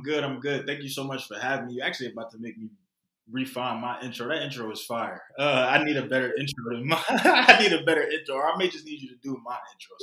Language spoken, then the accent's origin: English; Philadelphia, Pennsylvania, United States; growing up in Philly